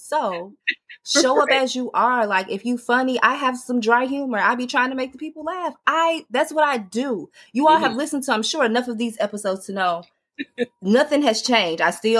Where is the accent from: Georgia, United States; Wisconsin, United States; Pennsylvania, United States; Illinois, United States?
Illinois, United States; Chicago; I got slang. I might say gun on one or what you going to do. I'm from Chicago.